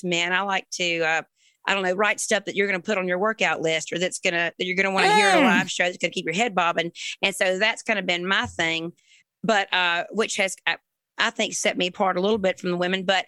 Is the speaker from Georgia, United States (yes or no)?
yes; Springfield, Georgia, United States; also born or lived in Savannah, Georgia; now in Nashville, United States; Born in Savannah, raised in a little town called Springfield, Georgia